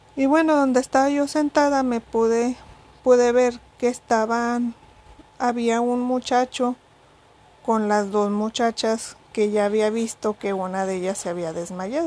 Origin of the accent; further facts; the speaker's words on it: Mexico; si soy mexicana